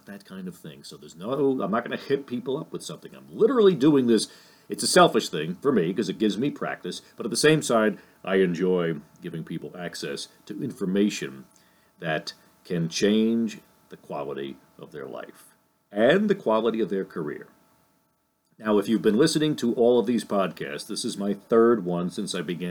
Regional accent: Lyndhurst, New Jersey, United States; my hometown here in Lyndhurst, New Jersey

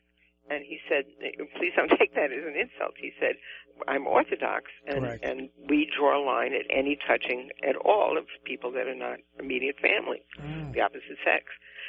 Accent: New York City, New York, United States; accent: Bronx; now in California, United States; both of my parents were from New England, and when I first started school in the Bronx

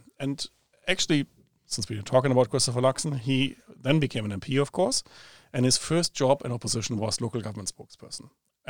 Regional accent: Germany; also born or lived in Britain / Australia; now in New Zealand; So I've personally now lived in four different countries. Obviously, I grew up in Germany, then worked in Britain for a while, then Australia, now here.

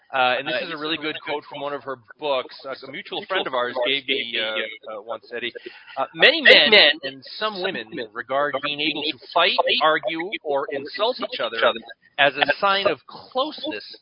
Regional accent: Northeast, United States; moved away; I come from the Northeast. We're very sarcastic

